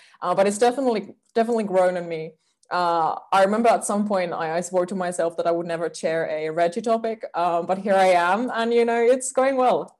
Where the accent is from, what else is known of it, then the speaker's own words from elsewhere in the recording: Finland; also born or lived in Finnish Lapland; I'm also from Finland.